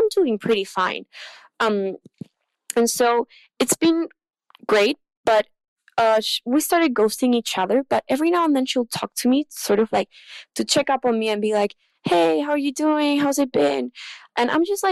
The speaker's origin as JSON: {"language": "English", "country": "Chile", "second_language": "English", "said": "I'm from Chile"}